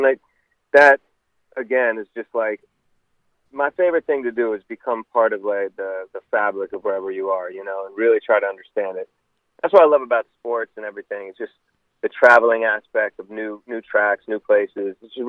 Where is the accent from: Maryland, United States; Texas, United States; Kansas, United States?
Maryland, United States; Rockville; So I came up in Rockville, Maryland, which is about, 15 minutes from the Capitol.